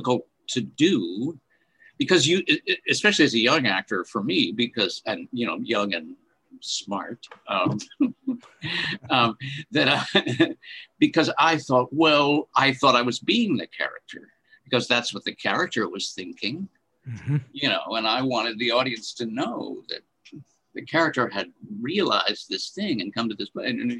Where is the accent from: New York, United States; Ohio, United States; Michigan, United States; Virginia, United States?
New York, United States; Rochester; moved away as an adult; also born or lived in Meadville, Pennsylvania; now in Pittsburgh, United States; I'm from Rochester, New York